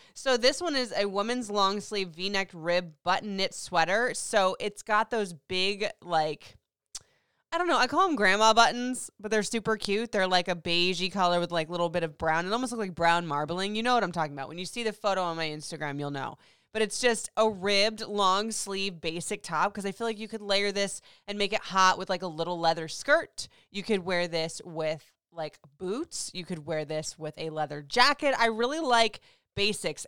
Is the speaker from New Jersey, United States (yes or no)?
no; Florida, United States; moved away; I grew up in Florida, so it was hot and hotter